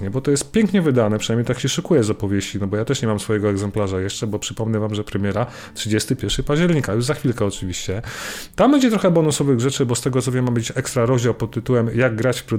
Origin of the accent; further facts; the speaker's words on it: Poland; wychowaliśmy się na tym, bo tylko to było w telewizji w Polsce, tam wiecie, w latach 80. i na przełomie lat 80.